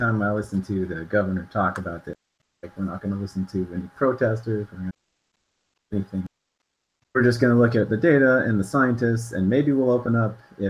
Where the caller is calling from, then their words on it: Santa Clara County, California, United States; I'm calling from Santa Clara County.